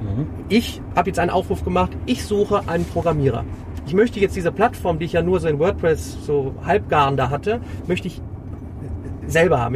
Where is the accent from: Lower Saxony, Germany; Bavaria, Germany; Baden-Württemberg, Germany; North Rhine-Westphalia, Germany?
North Rhine-Westphalia, Germany; Remscheid; Ich komme aus Remscheid.